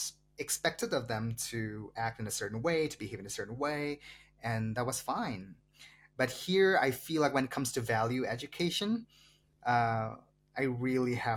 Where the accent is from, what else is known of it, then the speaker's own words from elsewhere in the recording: Meghalaya, India; English is a second language; moved away; even in a state like mine, even in a small state like mine, Meghalaya